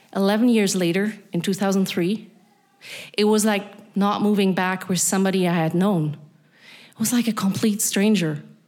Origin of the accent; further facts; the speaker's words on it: Berlin, Germany; accent: Berlin; English is a second language; moved away as an adult; also born or lived in Vienna / Transnistria; a then 10 year old, born and raised in East Berlin.